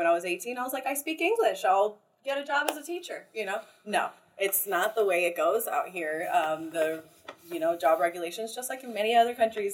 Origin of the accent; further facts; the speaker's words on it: Florida, United States; now in Costa Rica; I'm from Florida